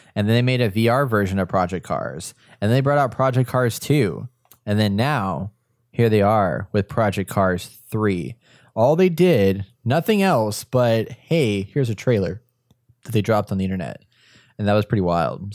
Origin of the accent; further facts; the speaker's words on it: Texas, United States; accent: Texas; my Texas accent